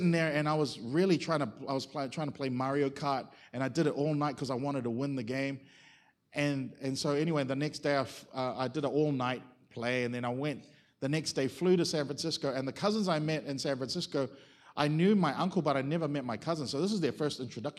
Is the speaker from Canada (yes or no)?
no; Auckland, New Zealand; moved away as an adult; now in Australia; I grew up in Mount Wellington in Auckland